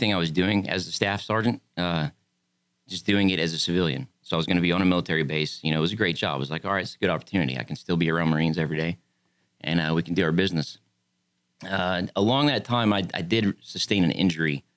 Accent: Pasadena, Texas, United States; moved away as an adult; also born or lived in San Diego, California; I was born in Pasadena, Texas

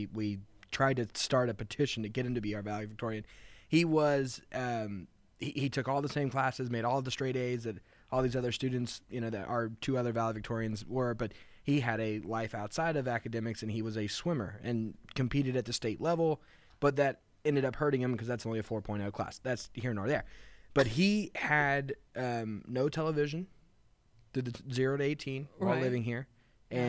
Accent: Katy, Texas, United States; growing up in Katy, I mean, we had, you know, just a diverse population in our high school.

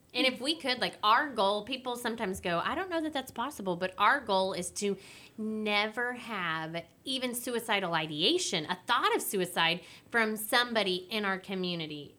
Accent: Willis, Texas, United States; growing up in Willis, I've crossed paths with Judge Mack before

